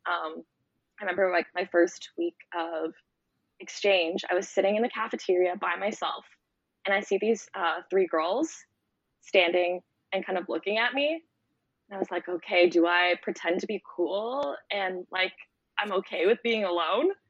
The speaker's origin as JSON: {"language": "English", "town": "Toronto", "region": "Ontario", "country": "Canada", "tie": "born or raised there", "moved": "as an adult", "lives_now": "Costa Rica", "said": "I'm from Canada. I'm half Canadian, half Romanian, and I grew up in Toronto, which is a big city."}